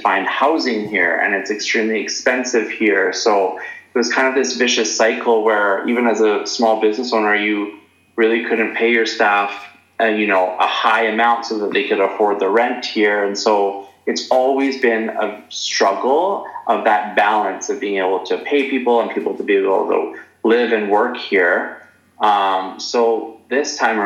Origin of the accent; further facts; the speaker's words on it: Prince Rupert, British Columbia, Canada; now in Canmore, Canada; what have I brought from Prince Rupert to here, I guess I would say I like the small town vibe